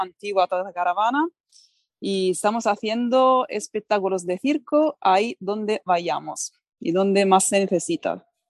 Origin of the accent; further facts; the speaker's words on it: Italy; Spanish is a second language; moved away as an adult; also born or lived in Barcelona; yo soy italiana, pero me emigré a Barcelona